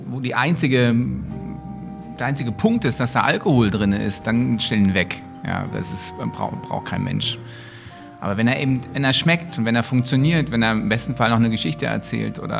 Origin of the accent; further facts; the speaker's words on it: East Germany, Germany; nun komme ich aus der DDR, nun war das mit den Restaurants und der gastronomischen, äh, gastronomischen Unterhaltungsmöglichkeiten in der DDR so eine Sache.